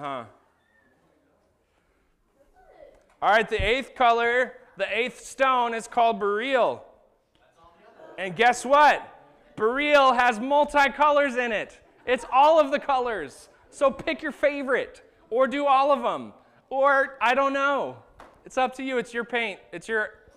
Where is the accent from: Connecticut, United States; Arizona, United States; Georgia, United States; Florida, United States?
Arizona, United States; moved away; I grew up in Arizona